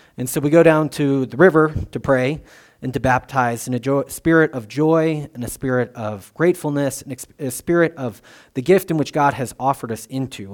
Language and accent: English; United States; I'm an American